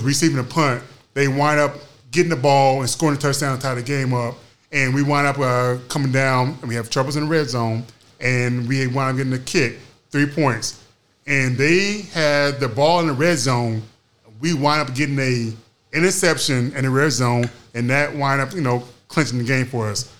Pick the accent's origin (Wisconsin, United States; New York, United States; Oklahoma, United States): Oklahoma, United States; Oklahoma City; I'm from Oklahoma City